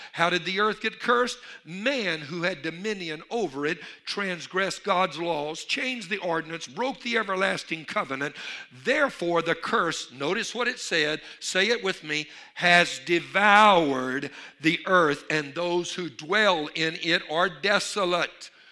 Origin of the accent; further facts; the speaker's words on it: Louisiana, United States; I'm from Louisiana